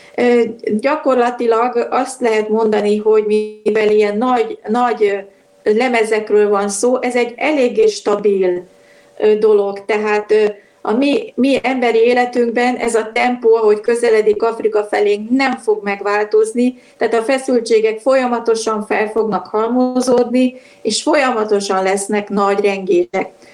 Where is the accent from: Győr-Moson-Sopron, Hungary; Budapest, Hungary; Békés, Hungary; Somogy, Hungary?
Budapest, Hungary; de budapesti vagyok